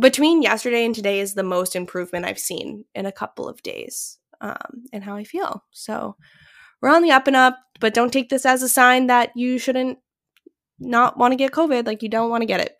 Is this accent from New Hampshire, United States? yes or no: yes; Londonderry, New Hampshire, United States; moved away; my hometown is, um, this small town in southern New Hampshire that's, like, known for their apples.